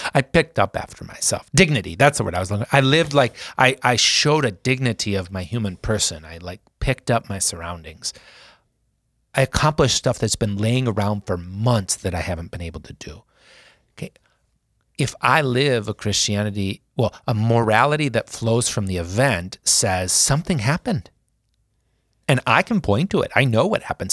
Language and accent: English; Sioux Falls, South Dakota, United States; being in Sioux Falls, in the North End. Because when I was growing up, you still knew where everyone lived.